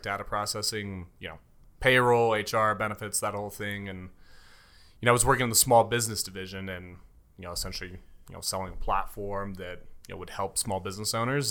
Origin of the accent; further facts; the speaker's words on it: Castle Rock, Colorado, United States; also born or lived in Aurora, Colorado / Denver, Colorado; born and raised in Colorado. Was born in, uh, Aurora, uh, A-Town, as I like to call it